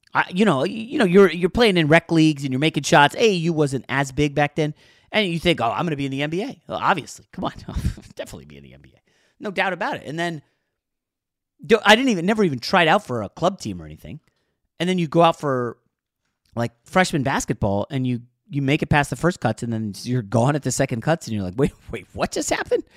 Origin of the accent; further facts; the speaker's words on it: Northern Virginia, United States; also born or lived in New York; now in Los Angeles, United States; When I was growing up in Northern Virginia